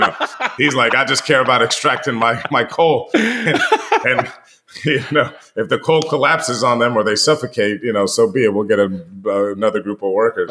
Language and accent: English; United States; being American and, and living here